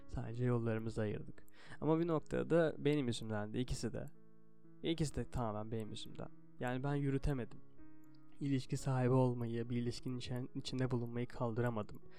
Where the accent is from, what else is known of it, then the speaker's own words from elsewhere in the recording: Turkey; burada doğdum, bu dili konuşuyorum